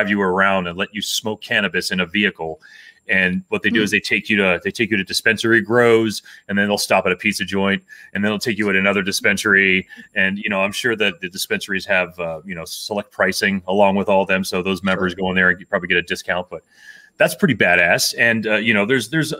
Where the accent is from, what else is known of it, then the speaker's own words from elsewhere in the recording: Miami, Florida, United States; also born or lived in Texas; now in Lakewood, United States; I'm from Miami